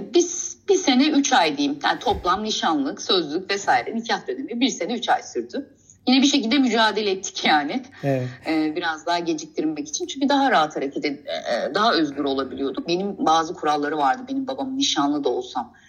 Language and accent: Turkish; Istanbul, Turkey; also born or lived in Kastamonu; İstanbul'da doğdum.